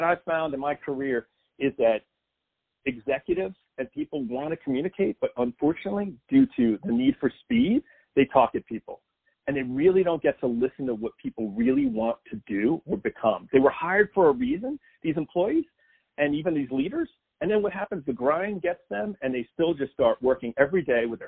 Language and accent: English; New Jersey, United States; now in Nashville, United States; I'm originally from New Jersey